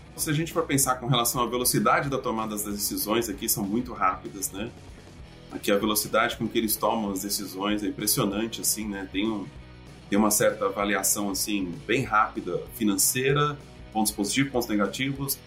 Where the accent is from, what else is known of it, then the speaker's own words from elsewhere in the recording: São Paulo, Brazil; moved away as an adult; also born or lived in Minas Gerais; now in United States; eu saí de São Paulo